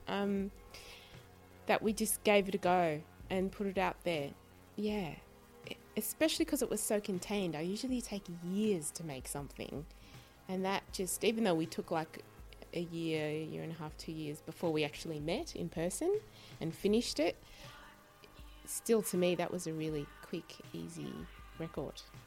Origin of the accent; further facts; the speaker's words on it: Sydney, New South Wales, Australia; moved away; also born or lived in Chicago; when I grew up in Sydney